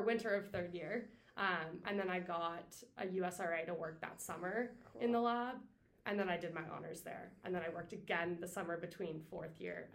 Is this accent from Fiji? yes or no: no; Cape Breton, Nova Scotia, Canada; moved away as an adult; also born or lived in Halifax, Nova Scotia; I'm from Cape Breton.